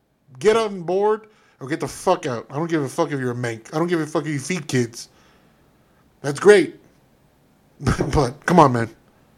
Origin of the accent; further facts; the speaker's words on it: United States; I'm an American